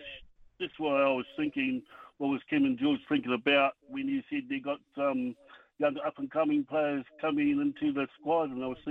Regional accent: Palmerston North, Manawatū-Whanganui, New Zealand; From Palmerston North.

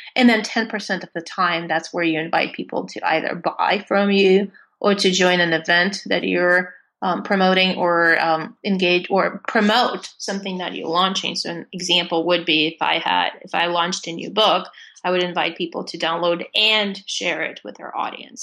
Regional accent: Russia; born or raised there; English is a second language; moved away as an adult

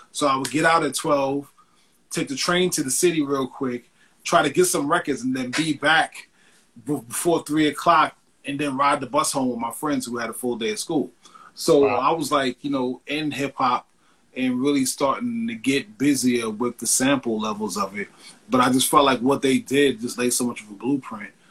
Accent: New York, United States; being a kid growing up in New York

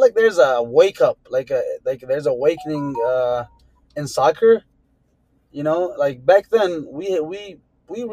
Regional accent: Hamtramck, Michigan, United States; we grew up in Keyworth

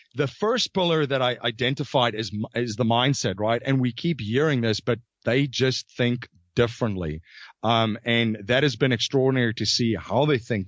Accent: South Africa; moved away; I was originally from South Africa.

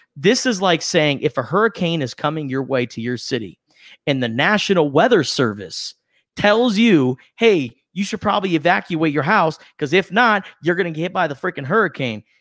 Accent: West Coast, United States; we grew up on the West Coast

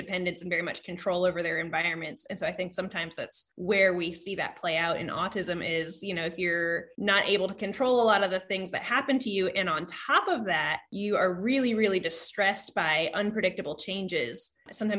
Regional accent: Vermont, United States; I was born in Vermont

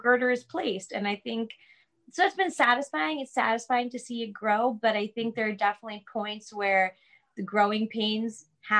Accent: Long Island, New York, United States; we're from Long Island

